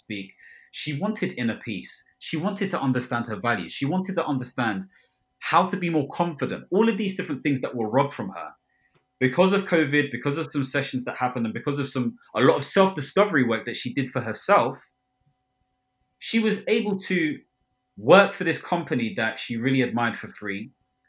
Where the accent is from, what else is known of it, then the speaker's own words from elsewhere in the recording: Ghana; I'm Ghanaian